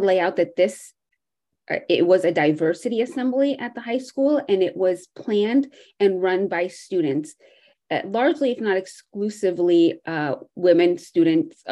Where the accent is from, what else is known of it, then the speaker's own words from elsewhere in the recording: United States; also born or lived in Jerusalem; my experience growing up in the United States, why my parents came to this country